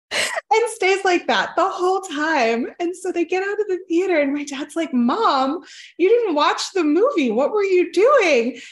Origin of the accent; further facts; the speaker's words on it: Oklahoma, United States; also born or lived in southern United States; I grew up mostly in Oklahoma